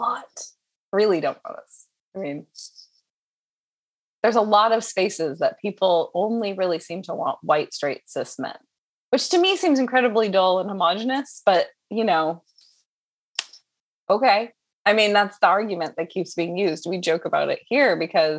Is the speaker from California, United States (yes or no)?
yes; Southern California, United States; I grew up in Southern California.